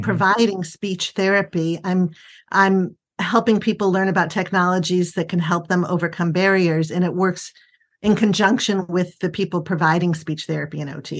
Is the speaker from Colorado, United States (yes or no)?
no; Buffalo, New York, United States; also born or lived in Chicago / Northern Virginia / Cleveland; now in Washington, D.C. area, United States; I'm originally from Buffalo